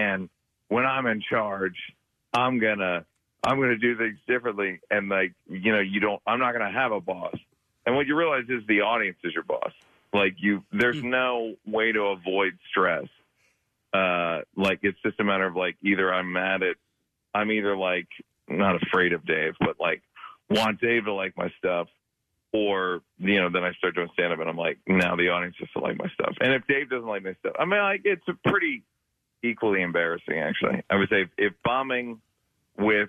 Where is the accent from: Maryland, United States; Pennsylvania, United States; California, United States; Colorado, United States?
Pennsylvania, United States; Wayne; moved away; also born or lived in Villanova, Pennsylvania / Philadelphia; we grew up in Wayne, like a lot of my brothers and sisters, like we lived in Wayne and Villanova